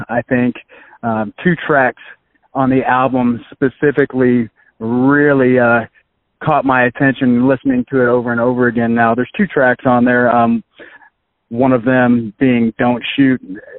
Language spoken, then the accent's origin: English; Texas, United States; moved away as an adult; also born or lived in Philadelphia, Pennsylvania; now in Kansas City, United States; No, I'm not a Kansas City native. I kind of was all over the place. I was born in Philadelphia, and then I grew up, did my middle school, high school, and college in Texas. Graduate of Baylor University with a music education degree.